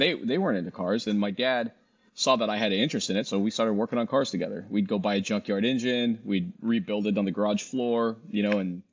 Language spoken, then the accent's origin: English; Washington, United States; I used downhill ski and backcountry a lot growing up in Washington.